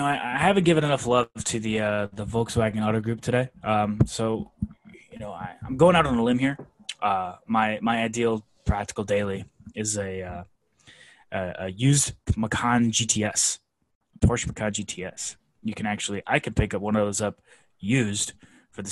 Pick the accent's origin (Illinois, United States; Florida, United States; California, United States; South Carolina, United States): Florida, United States; So I grew up in Florida, but I didn't grow up on a boat